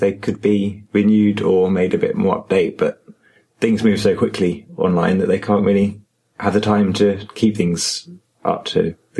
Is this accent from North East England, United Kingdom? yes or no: no; Brighton, South East England, United Kingdom; I was also from Brighton, like they were.